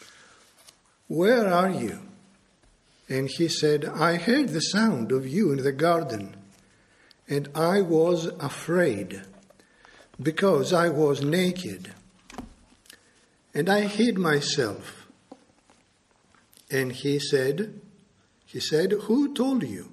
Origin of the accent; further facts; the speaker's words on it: Greece; I am a Greek national. I was born and brought up in Greece